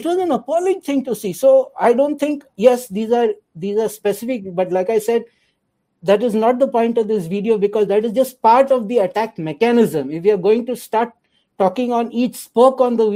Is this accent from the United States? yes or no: no; Travancore, Kerala, India; I'm a Malayali from Travancore.